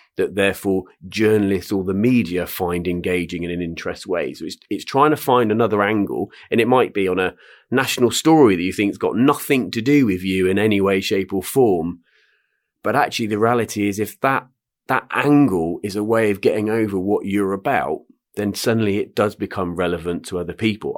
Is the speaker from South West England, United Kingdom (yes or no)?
yes; Swindon, South West England, United Kingdom; I'm, uh, born and bred in Swindon, Wiltshire